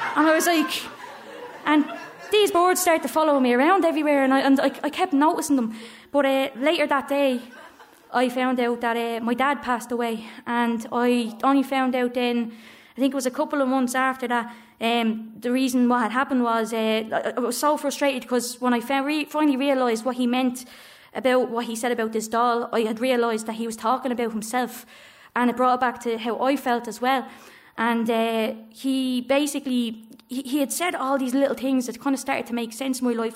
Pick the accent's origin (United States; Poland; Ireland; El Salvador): Ireland; Dublin, Leinster; growing up in Coolock